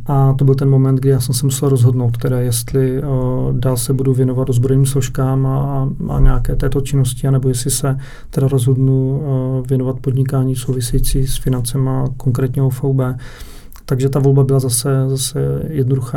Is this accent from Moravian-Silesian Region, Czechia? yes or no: no; Předov, Olomouc Region, Czechia; jsem měl okno směrem na Prostějov, protože pocházím z Předova